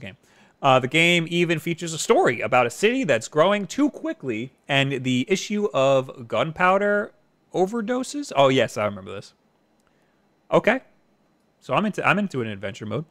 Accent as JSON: {"language": "English", "area": "Long Island", "region": "New York", "country": "United States", "said": "I'm from New York"}